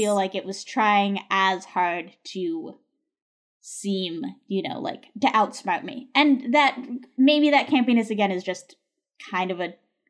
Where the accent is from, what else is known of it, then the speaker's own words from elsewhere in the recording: United States; me coming in as an American